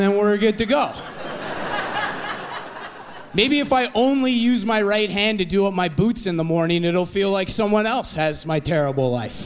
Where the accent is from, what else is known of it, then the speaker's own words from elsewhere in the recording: Kamloops, British Columbia, Canada; moved away as an adult; now in Vancouver, Canada; my parents' driveway in Kamloops, my hometown